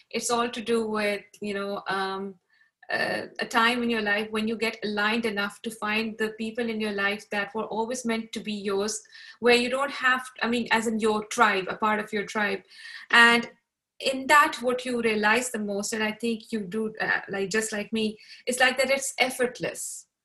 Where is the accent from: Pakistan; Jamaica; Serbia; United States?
Pakistan; even though I grew up in Pakistan uh, as well, but I changed schools a lot.